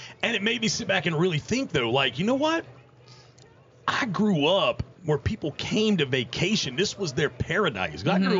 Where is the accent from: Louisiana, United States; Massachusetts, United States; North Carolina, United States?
North Carolina, United States; Outer Banks; being a native of the Outer Banks